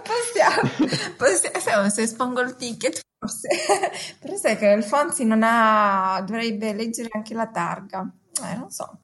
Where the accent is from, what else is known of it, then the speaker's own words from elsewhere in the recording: Lombardy, Italy; io sono cresciuta in una io vengo sono originaria della Lombardia